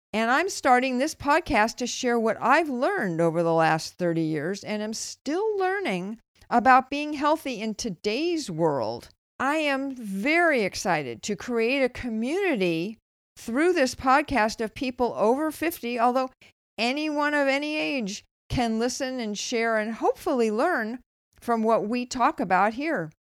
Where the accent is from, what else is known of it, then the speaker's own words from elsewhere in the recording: Los Angeles, California, United States; moved away as an adult; also born or lived in Berkeley; now in Bay Area, United States; I grew up in Los Angeles. I moved to Berkeley to go to college, and except for a couple of years back in L A, which I would prefer to forget, never really left the Bay Area again